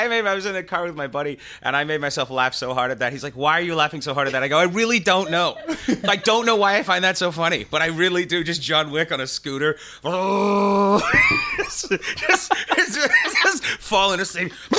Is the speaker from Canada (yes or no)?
yes; Canada; also born or lived in England; I was born in England. I was raised in Canada after the age of 5, but I grew up English in Canada because my parents were born in England in the 40s